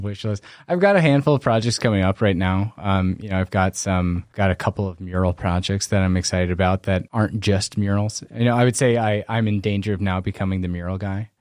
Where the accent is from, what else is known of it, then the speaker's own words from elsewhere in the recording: Brandon, South Dakota, United States; I'm from Brandon. So I grew up in Brandon